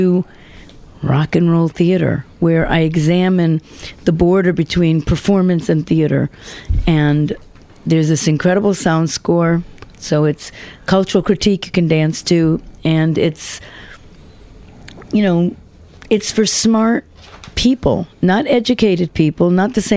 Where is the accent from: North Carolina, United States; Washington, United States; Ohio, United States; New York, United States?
New York, United States; New York City; also born or lived in Amsterdam / Ibiza / Melbourne; I'm a New Yorker